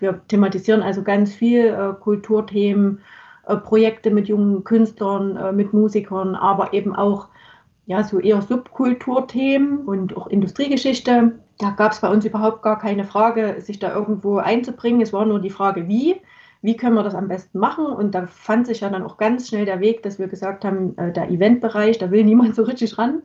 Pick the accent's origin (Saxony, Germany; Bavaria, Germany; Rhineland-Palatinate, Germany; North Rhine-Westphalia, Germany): Saxony, Germany; Chemnitz; meine Heimatstadt